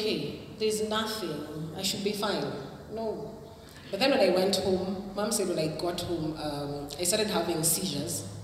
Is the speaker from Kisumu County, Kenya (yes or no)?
yes; Kisumu, Kisumu County, Kenya; I come from Kisumu